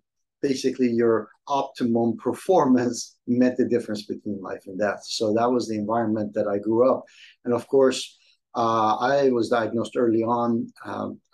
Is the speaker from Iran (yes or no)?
yes; Iran; moved away; my childhood growing up in Iran